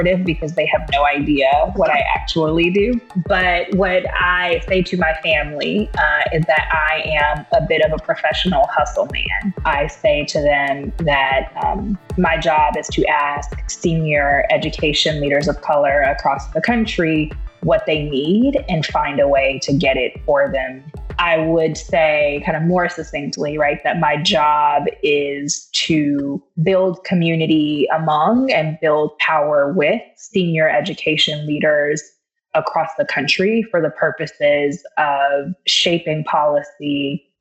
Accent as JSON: {"language": "English", "town": "Los Angeles", "region": "California", "country": "United States", "tie": "born or raised there", "said": "I'm originally from Los Angeles"}